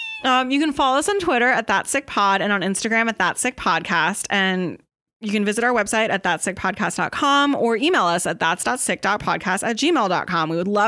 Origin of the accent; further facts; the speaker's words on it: Pennsylvania, United States; We went because I grew up in Eastern Pennsylvania.